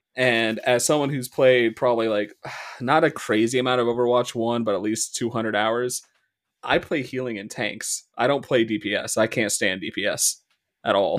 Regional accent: Midwest, United States; accent: Midwest; our dialect in the Midwest

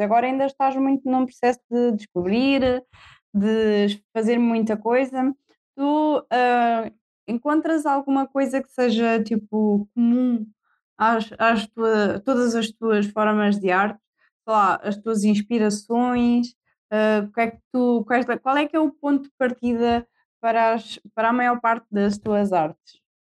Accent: Marinha Grande, Leiria District, Portugal; now in Tomar, Portugal; sou da Marinha Grande, sou de Perto

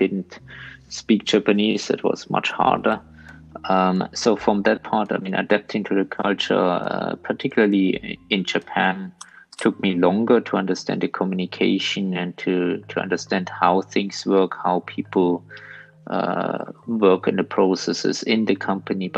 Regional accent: Munich, Bavaria, Germany; moved away as an adult; also born or lived in Ludwigshafen; particularly in Munich, in my hometown

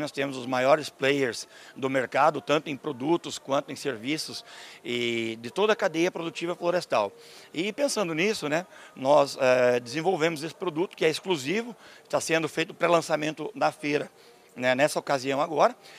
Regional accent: Canoinhas, Santa Catarina, Brazil; eu sou brasileiro, sou de Santa Catarina

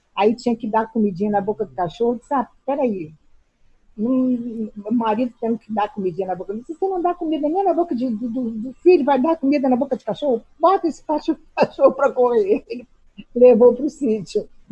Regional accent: Rio de Janeiro, Brazil; moved away as an adult; also born or lived in Tianguá, Ceará; now in Nova Friburgo, Brazil; E vim para o Rio com um ano e dois meses, então eu vim pequenininha.

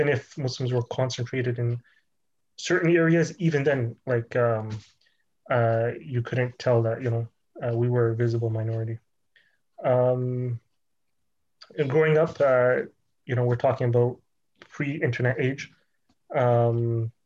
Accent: Toronto, Ontario, Canada; I was born here in Toronto

